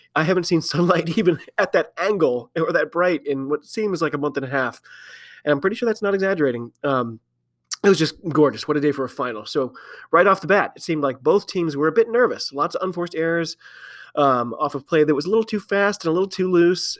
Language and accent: English; United States; I'm an American rugby fan